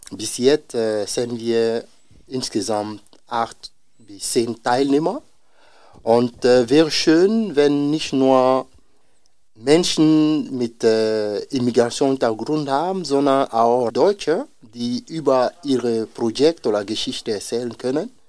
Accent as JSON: {"language": "German", "country": "Côte d’Ivoire", "second_language": "German", "lives_now": "Osnabrück, Germany", "said": "also ich komme aus Elfenbeinküste"}